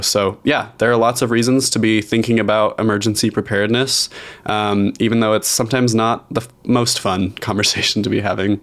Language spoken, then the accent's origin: English; Idaho, United States; I grew up very rural in Idaho